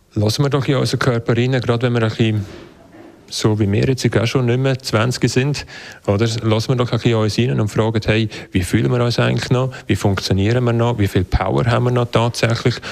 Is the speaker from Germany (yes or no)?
no; Switzerland